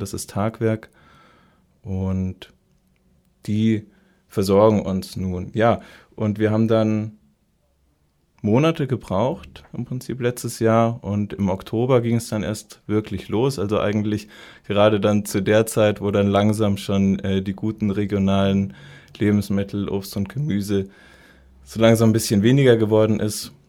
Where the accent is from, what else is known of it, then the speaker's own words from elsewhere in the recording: Munich, Bavaria, Germany; moved away as an adult; also born or lived in Marburg; Und dann bin ich immer wieder so in meine Heimatstadt München zurückgekommen